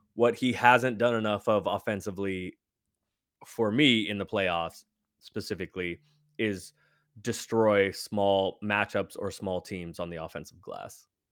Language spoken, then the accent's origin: English; San Francisco, California, United States; moved away as an adult; now in Los Angeles, United States; I grew up in San Francisco.